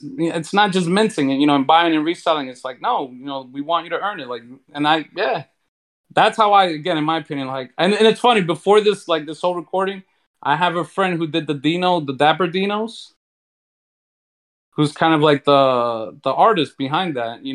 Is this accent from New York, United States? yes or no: yes; New York City, New York, United States; I'm from New York City, right? Born and raised